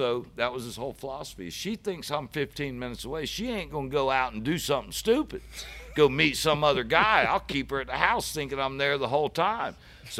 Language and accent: English; St. Petersburg, Florida, United States; I'm from St. Pete. I'm out here in Kissimmee.